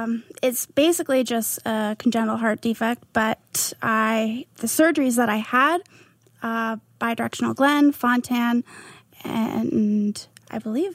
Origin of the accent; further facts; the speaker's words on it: Mission, British Columbia, Canada; I was born in Mission